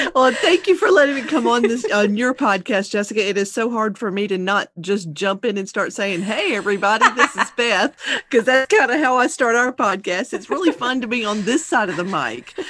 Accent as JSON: {"language": "English", "town": "Baton Rouge", "region": "Louisiana", "country": "United States", "said": "I am from Baton Rouge, Louisiana"}